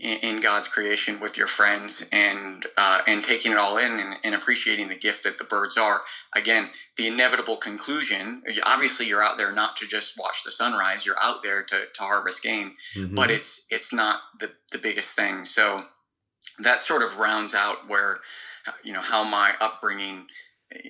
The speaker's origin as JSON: {"language": "English", "region": "Northwest Indiana", "country": "United States", "tie": "born or raised there", "also_born_or_lived": "Peoria, Illinois", "moved": "as an adult", "lives_now": "Australia", "said": "I was born in Peoria, Illinois, and I grew up sort of bouncing back and forth across the border of Illinois and Indiana. I would say that most of my sporting upbringing was in Northwest Indiana"}